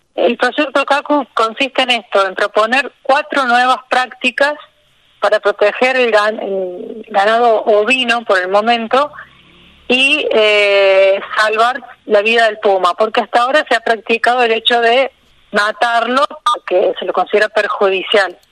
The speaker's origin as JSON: {"language": "Spanish", "town": "Río Tercero", "region": "Córdoba", "country": "Argentina", "tie": "born or raised there", "moved": "as an adult", "lives_now": "Villa Rumipal, Argentina", "said": "Yo soy de Río Tercero, que es una ciudad al sur de Córdoba. Sí, sí. Y bueno, ahí hice la secundaria, está mi familia"}